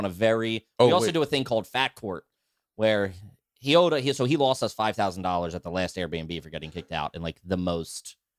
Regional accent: Florida, United States; Who gives a fuck? I'm from Florida, remember?

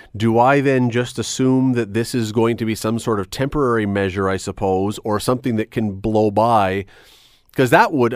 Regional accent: Canada

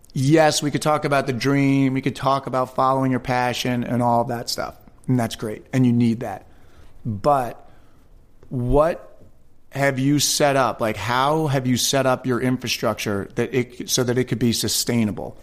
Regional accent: Westchester County, New York, United States; I was born and raised in Westchester County, New York.

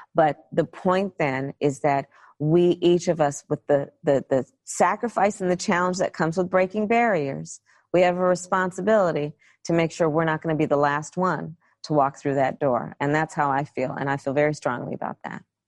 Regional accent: California, United States; I come from California.

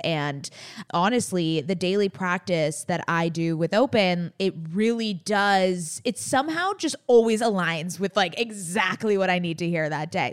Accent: San Diego, California, United States; now in Los Angeles, United States; We were born and raised in San Diego

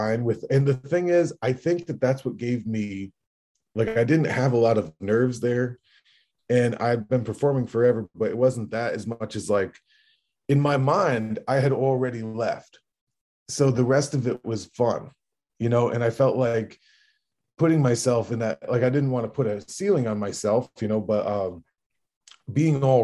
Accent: Hudson Valley, upstate New York, United States; moved away; the Hudson Valley, like my hometown in upstate New York.

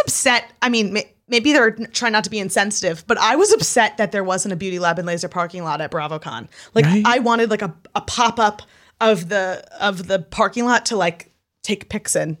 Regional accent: New York, United States; also born or lived in Utah; when I lived in Utah, I made it a point to tell everybody and their mother I was from New York

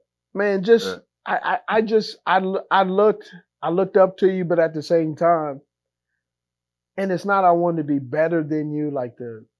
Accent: West Coast, United States; I'm from the West Coast.

